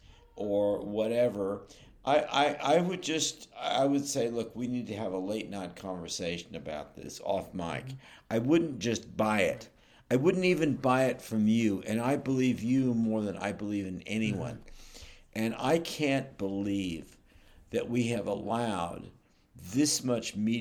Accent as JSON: {"language": "English", "town": "Berkeley", "region": "California", "country": "United States", "also_born_or_lived": "Oakland", "said": "I'm from Berkeley in Oakland"}